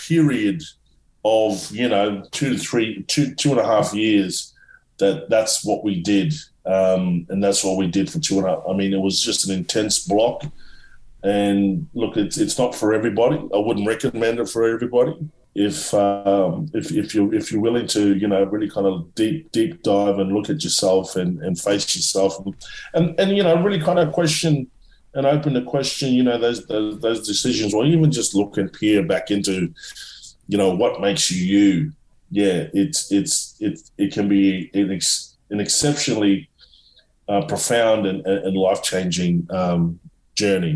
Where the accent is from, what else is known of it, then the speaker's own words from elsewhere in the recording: Australia; we as Australian citizens